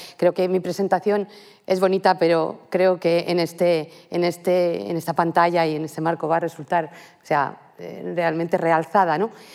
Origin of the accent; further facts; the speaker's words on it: Madrid, Community of Madrid, Spain; moved away as an adult; now in Santiago de Compostela, Spain; me he formado aquí, soy madrileña